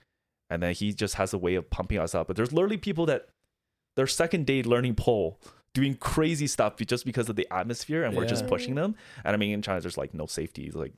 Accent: Canada; But because he knows I'm Canadian, he's just complimenting me the entire

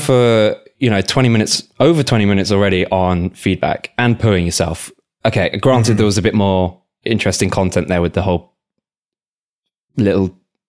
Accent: England, United Kingdom; moved away

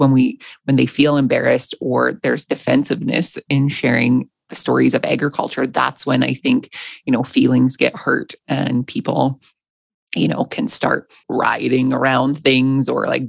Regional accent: Alberta, Canada; I know for me, I grew up in Alberta.

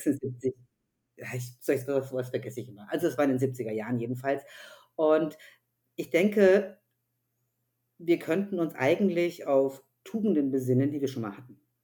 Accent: Upper Franconia, Bavaria, Germany; Ich bin ja aus Oberfranken

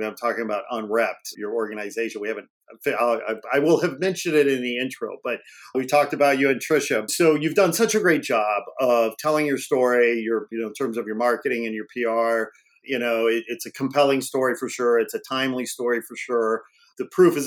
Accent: Northwest Indiana, United States; moved away as an adult; also born or lived in Gary, Indiana / Chicago, Illinois; now in Los Angeles, United States; I grew up in Northwest Indiana, about 40 miles outside of Chicago.

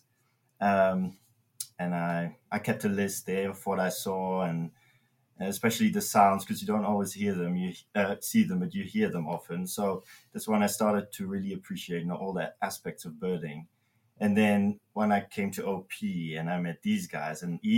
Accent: Belgium; moved away as an adult; now in South Africa; I'm from Belgium in Europe.

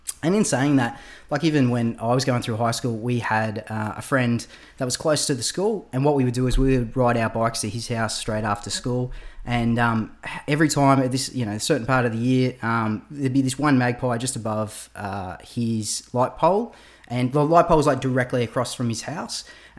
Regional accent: Gold Coast, Queensland, Australia; So like growing up on the Gold Coast, there is an abundance of maggies like coming at you in the springtime, and I remember I used to ride to school.

